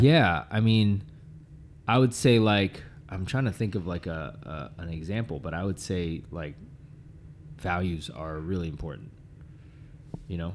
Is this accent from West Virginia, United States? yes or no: no; Boston, Massachusetts, United States; moved away; every Thanksgiving, I would go back home to my hometown